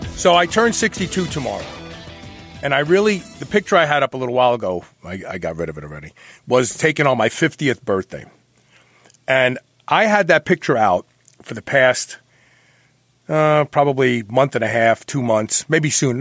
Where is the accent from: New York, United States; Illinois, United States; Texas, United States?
New York, United States; New York City; I was born at the uh, what was it? The Peck Memorial Hospital, which is gone now. Yep. Yeah, Bed Stuy